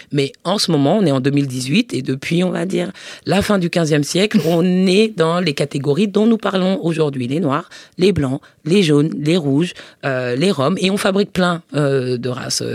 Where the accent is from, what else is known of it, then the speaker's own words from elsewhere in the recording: Paris suburbs, Île-de-France, France; also born or lived in United States; je suis née à Paris et que j'ai grandi en, banlieue parisienne.